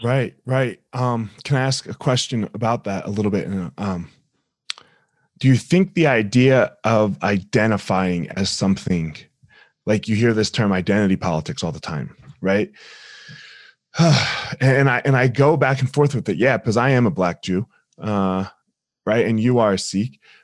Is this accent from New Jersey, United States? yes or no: yes; New Jersey, United States; moved away; also born or lived in Colorado; I grew up in South Jersey